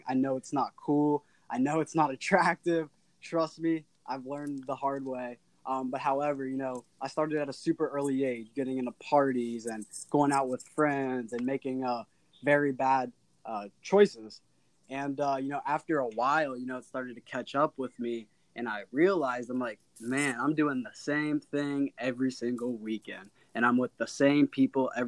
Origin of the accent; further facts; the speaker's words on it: Cincinnati, Ohio, United States; I was always born and raised in Cincinnati, Ohio